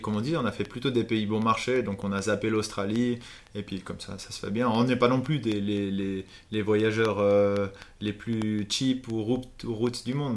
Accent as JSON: {"language": "French", "region": "Valais", "country": "Switzerland", "also_born_or_lived": "Vienna", "moved": "yes", "said": "je suis valaisan, donc c'est la région des montagnes en Suisse"}